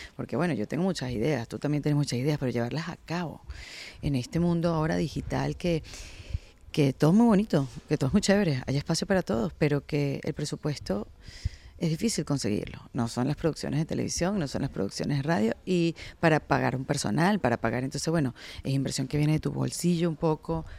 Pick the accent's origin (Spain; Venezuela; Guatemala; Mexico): Venezuela; moved away; yo soy venezolana